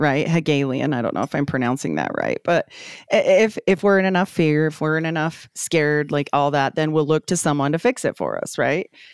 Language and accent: English; Utah, United States; born or raised there; also born or lived in Idaho